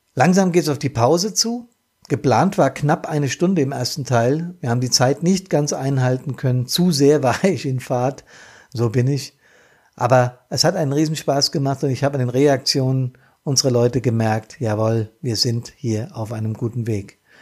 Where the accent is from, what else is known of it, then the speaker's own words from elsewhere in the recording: Bad Soden am Taunus, Hesse, Germany; hier in meiner Heimat. Das ist Neuenhain, Altnahen und Bad Soden